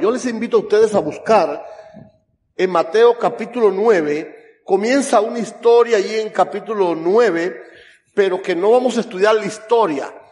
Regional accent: Camagüey, Cuba; yo soy cubano, pero yo soy de Camagüey.

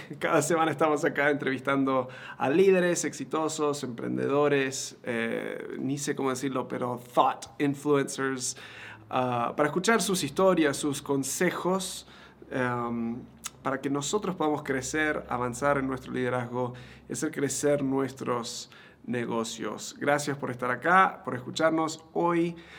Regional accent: Argentina; moved away; yo me crié en Argentina

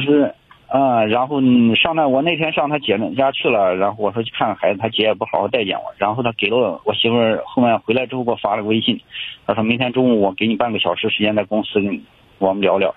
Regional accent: Urumqi, Xinjiang, China; 我是乌鲁木齐的

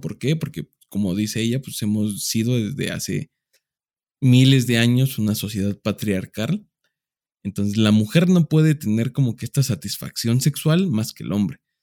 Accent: Mexico; somos muy mexicanos

